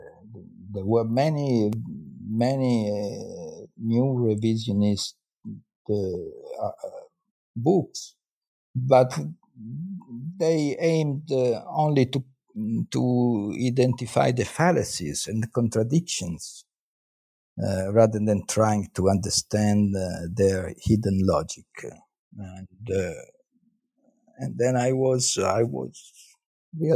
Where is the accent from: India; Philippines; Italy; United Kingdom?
Italy; Parma, Emilia-Romagna; English is a second language; moved away as an adult; now in Florence, Italy; I'm Italian. I was born in Parma, and then I came to Florence